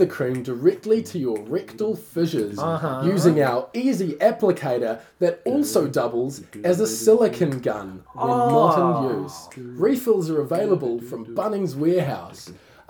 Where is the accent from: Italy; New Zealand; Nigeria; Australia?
New Zealand; Tauranga, Bay of Plenty; we're both from Tauranga